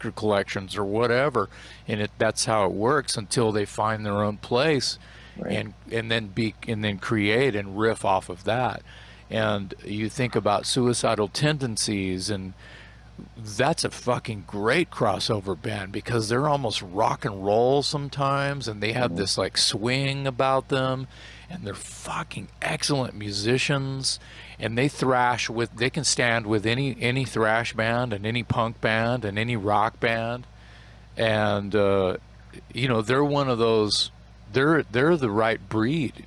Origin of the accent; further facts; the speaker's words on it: Texas, United States; I love being from Texas